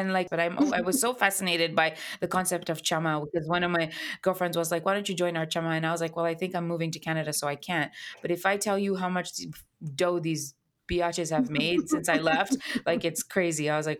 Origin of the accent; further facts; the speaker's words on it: Kenya; I'm of Indian heritage and I grew up in Kenya.